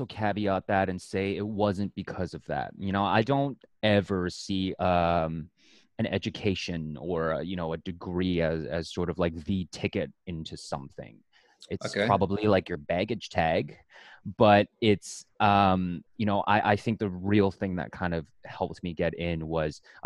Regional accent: Canada; also born or lived in Oregon; I'm Canadian after all

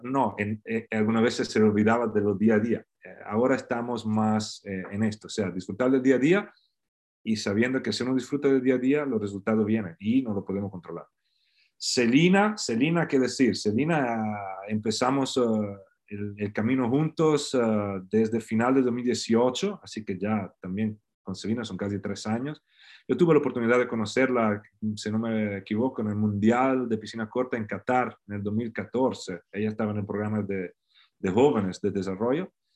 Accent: Faenza, Emilia-Romagna, Italy; Spanish is a second language; moved away as an adult; also born or lived in El Salvador; now in Florida, United States; Yo nací, en una pequeña, un pequeño país, Faenza, de 55.000 mil habitantes, cerca de, la ciudad más grande, Bolonia

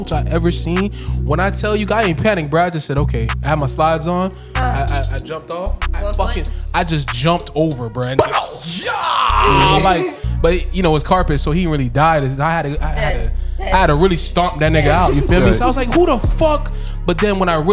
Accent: Lauderdale Lakes, Florida, United States; I'm from Lauderdale Lakes

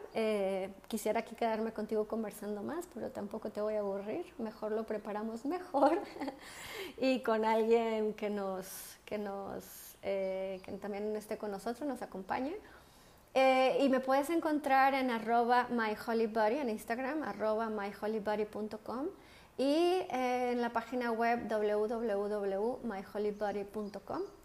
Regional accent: Mexico; moved away as an adult; also born or lived in London; now in Spain; yo soy una mexicana que vive en España. llevo aquí viviendo casi 11 años y antes viví 5 años en Londres

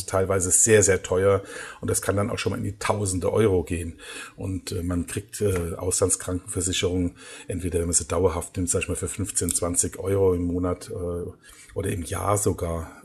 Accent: Germany; now in Egypt; bei uns in Deutschland

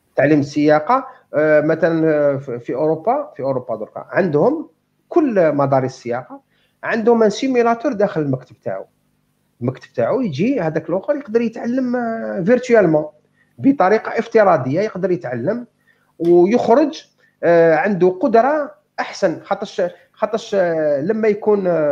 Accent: Algeria; عندنا في الجزائر

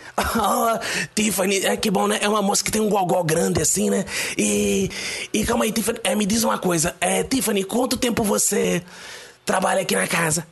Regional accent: Pernambuco, Brazil; now in Rio de Janeiro, Brazil; Aqui no Rio de Janeiro, onde eu tô agora, eu, eu sou do Pernambuco

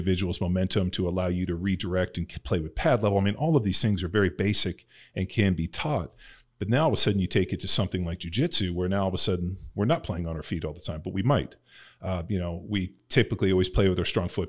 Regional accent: Southern California, United States; I grew up in Southern California

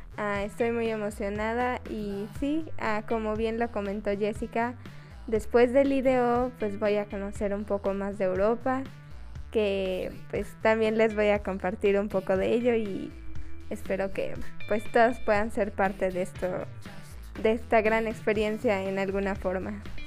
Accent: Mexico; yo, como cualquier mexicana

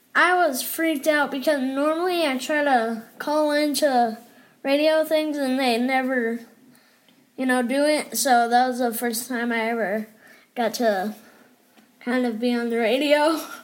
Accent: Odessa, Texas, United States; also born or lived in Colorado; I was born in Colorado and then I don't know where I went. I think I went straight to Odessa.

